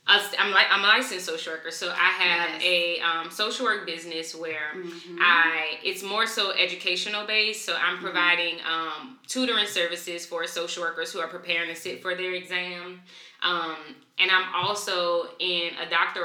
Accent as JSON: {"language": "English", "town": "New Orleans", "region": "Louisiana", "country": "United States", "moved": "yes", "lives_now": "Atlanta, United States", "said": "So I'm from New Orleans. I'm originally from New Orleans. I live in Atlanta right now"}